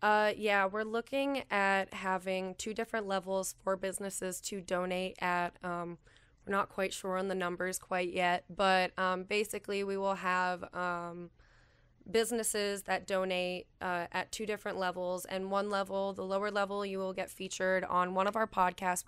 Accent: Calumet, Michigan, United States; also born or lived in Houghton, Michigan / Bowling Green, Ohio; I grew up in Calumet

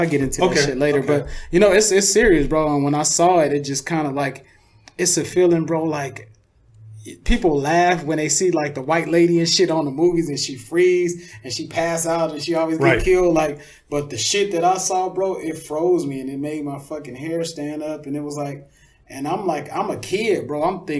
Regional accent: Louisiana, United States; born there; Like I told you, I was born in Louisiana.

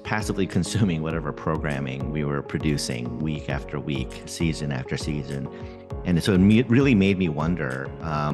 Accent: New York City, New York, United States; also born or lived in Seoul, South Korea / Boston area; now in Boston, United States; I grew up in the New York City area and actually spent a little bit of time in Seoul, Korea as well, and came back here for college

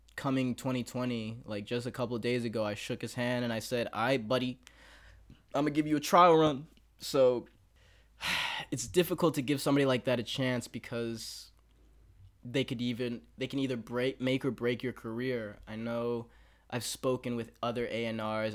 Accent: Texas, United States; now in Los Angeles, United States; I'm from Texas

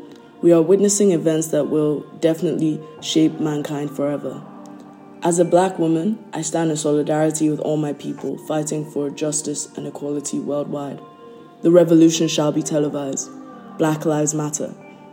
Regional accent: Lagos, Nigeria; I'm from Lagos, Nigeria

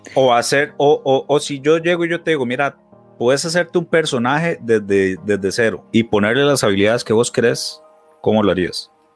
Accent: Heredia, Costa Rica; yo toda la vida pues viví en, Heredia

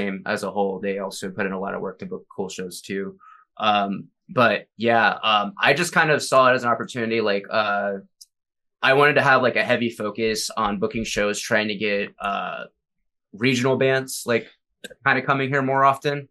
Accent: Jacksonville, Florida, United States; moved away as an adult; now in Minneapolis, United States; I'm from Jacksonville

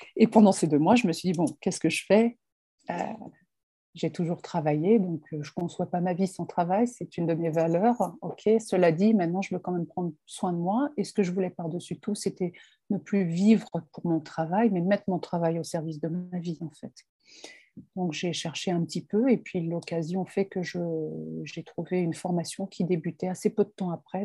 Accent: France; je suis française

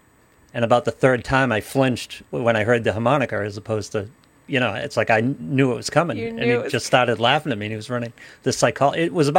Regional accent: Ireland; Yes, I'm Irish.

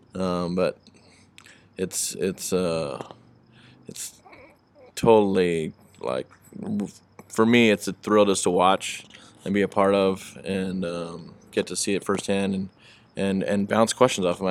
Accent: Long Beach, California, United States; proud to be from Long Beach

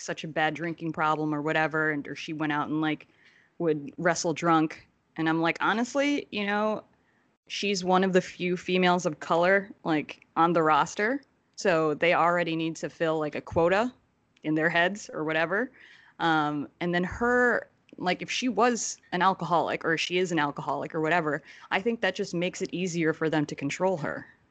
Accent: New Jersey, United States; I'm originally from Jersey

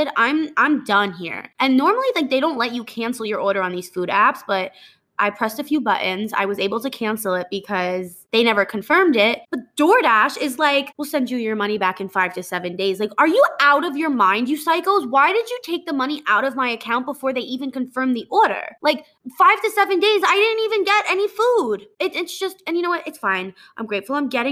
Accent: New Jersey, United States; moved away as an adult; also born or lived in Connecticut; now in Texas, United States; I'm from New Jersey

